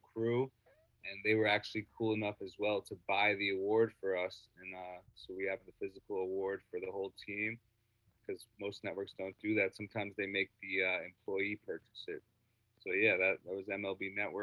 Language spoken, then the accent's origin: English; Rockland County, New York, United States; also born or lived in Harlem, Manhattan, New York; Then I moved up to Rockland County, New York suburbs